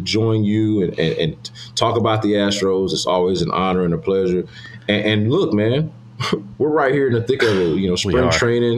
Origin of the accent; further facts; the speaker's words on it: Houston, Texas, United States; I grew up in Windsor Village.